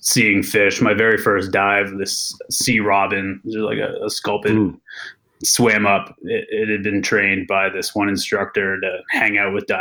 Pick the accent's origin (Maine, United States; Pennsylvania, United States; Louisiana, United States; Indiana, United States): Maine, United States; moved away; growing up in Maine really was the catalyzing moment for being an ocean person